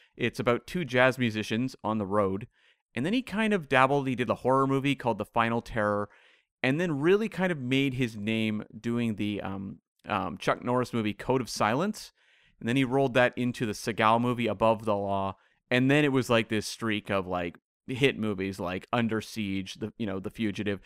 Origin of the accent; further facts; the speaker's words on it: Vancouver, British Columbia, Canada; Vancouver, my hometown here